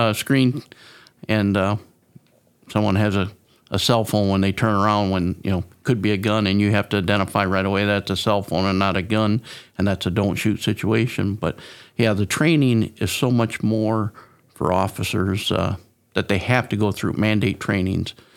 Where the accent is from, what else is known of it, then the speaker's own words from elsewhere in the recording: Mendota, Illinois, United States; moved away as an adult; now in Whiteside County, United States; I grew up in Mendota, uh, a little distance from here